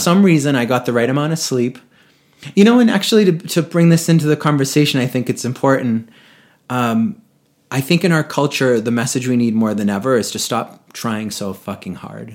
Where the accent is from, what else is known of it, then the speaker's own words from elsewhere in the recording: Boston, Massachusetts, United States; moved away as an adult; now in Vail, United States; in New England where I grew up in Boston area